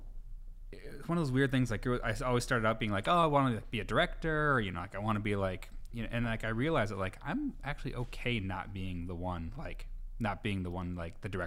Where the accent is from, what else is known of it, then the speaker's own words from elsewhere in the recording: Appleton, Wisconsin, United States; moved away as an adult; also born or lived in Chicago; I grew up here